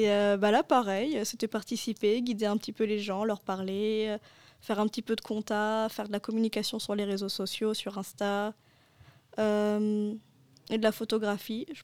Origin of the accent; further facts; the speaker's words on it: L'Aigle, Normandy, France; also born or lived in Melun; D'où je viens, bah, j'ai fait mon lycée à l'Aigle. Mais de base, je suis née à Melun, près de Paris.